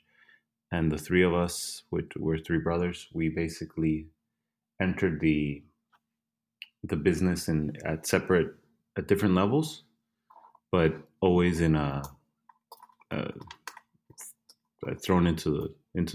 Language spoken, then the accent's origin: English; El Salvador; moved away